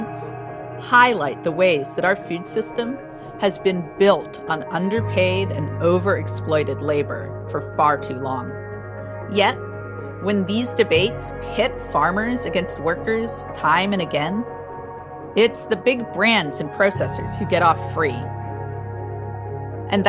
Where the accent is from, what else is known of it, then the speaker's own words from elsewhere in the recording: Oregon, United States; Here in my home state of Oregon